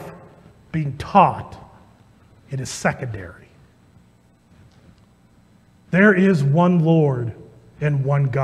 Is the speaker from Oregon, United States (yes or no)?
no; Ankeny, Iowa, United States; I grew up in Ankeny